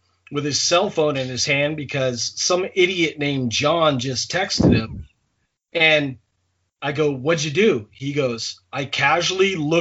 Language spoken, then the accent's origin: English; Maine, United States; as a kid growing up in Maine